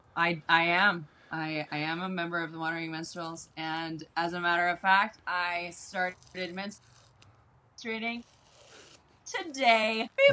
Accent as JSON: {"language": "English", "town": "Baltimore", "region": "Maryland", "country": "United States", "tie": "born or raised there", "said": "I was born in Baltimore, Maryland, mm-hmm on a farm"}